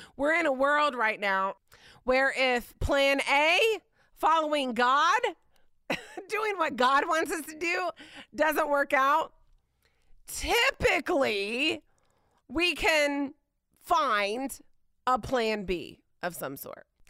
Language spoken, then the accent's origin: English; Indiana, United States; moved away; I grew up in Indiana